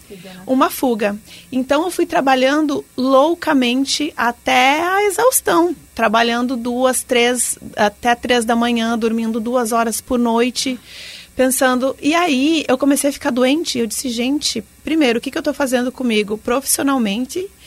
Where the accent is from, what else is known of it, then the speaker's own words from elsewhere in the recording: Rio Grande do Sul, Brazil; now in Joinville, Brazil; Eu sou gaúcha e se formar em jornalismo no Rio Grande do Sul é Deus no céu e RBS na terra, né?